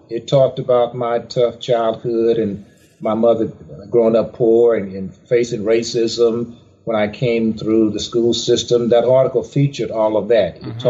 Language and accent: English; Charleston, Mississippi, United States; Well, I was born in Mississippi, small town in Charleston, Mississippi.